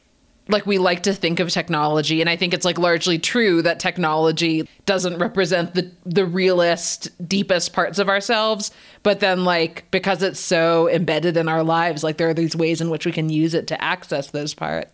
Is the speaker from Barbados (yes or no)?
no; Canada; also born or lived in United States; I was not born and raised in India. I was born in Canada and raised there and in the US.